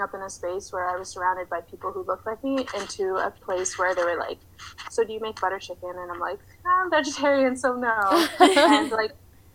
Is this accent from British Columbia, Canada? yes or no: yes; Vancouver, British Columbia, Canada; moved away as an adult; also born or lived in Toronto; I grew up in the suburbs of Vancouver